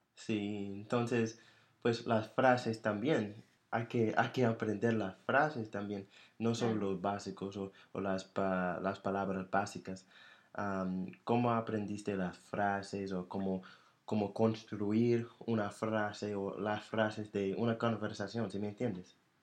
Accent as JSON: {"language": "Spanish", "country": "United States", "accent": "American", "second_language": "Spanish", "said": "mi acento era tan duro, tan, tan... Fuerte. Sí, tan fuerte, tan americano"}